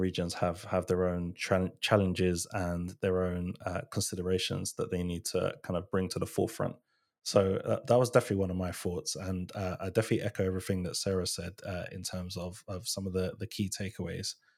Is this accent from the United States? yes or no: no; Ghana; I'm Ghanaian, I'm from, I'm from West Africa